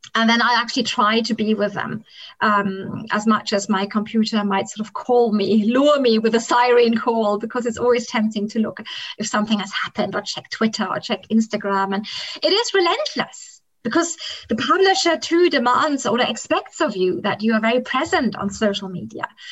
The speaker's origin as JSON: {"language": "English", "country": "Kenya", "tie": "born or raised there", "second_language": "English", "moved": "yes", "said": "I grew up in the African highlands, and Kenya was a place that attracted, in former times, very many British families"}